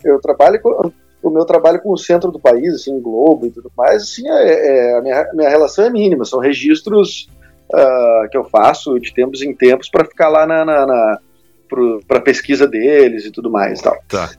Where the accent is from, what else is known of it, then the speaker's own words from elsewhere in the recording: Porto Alegre, Rio Grande do Sul, Brazil; accent: porto-alegrense; sou de Porto Alegre.